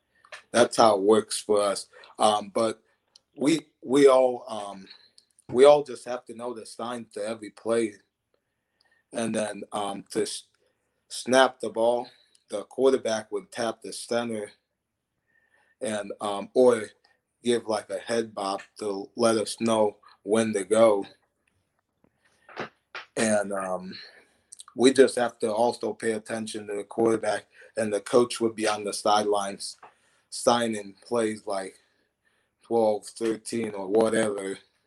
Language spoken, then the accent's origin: English; Ohio, United States; Like, I'd say … you know, I'm from Ohio, things like that I would do.